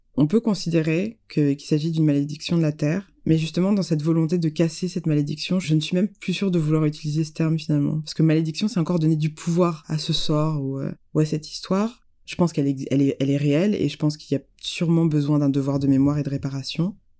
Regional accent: France; je suis née en France

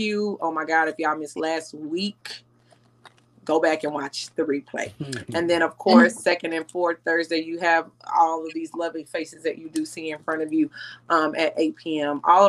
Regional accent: Cedar Hills, Texas, United States; I'm from Cedar Hills.

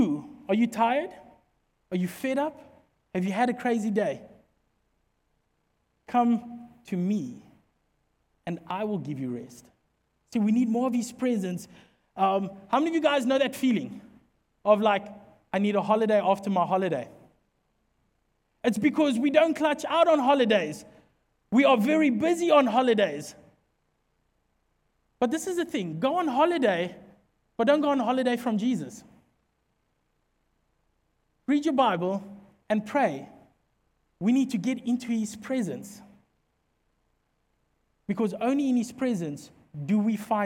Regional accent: Secunda, Mpumalanga, South Africa; where we come from Secunda is a dorpie

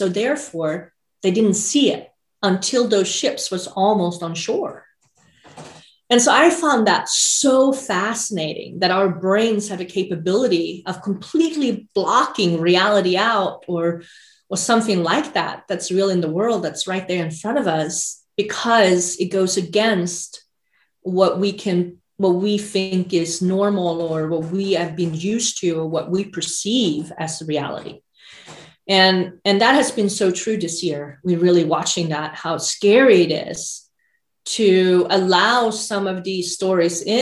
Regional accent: Sweden; moved away as an adult; now in United States; I grew up in Sweden in the 80s.

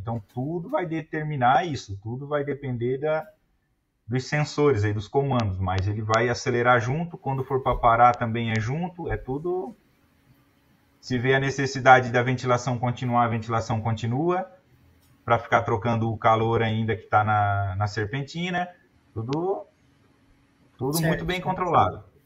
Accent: Brusque, Santa Catarina, Brazil; Eu sou de Brusque, Santa Catarina.

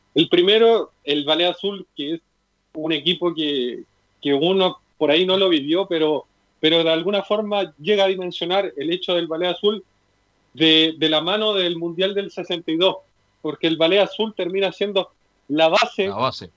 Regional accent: Chile; nosotros como chilenos

